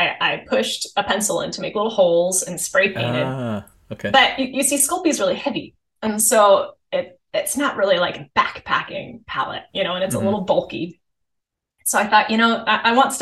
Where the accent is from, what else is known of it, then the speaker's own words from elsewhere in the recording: Seattle, Washington, United States; also born or lived in Minnesota; I grew up in Seattle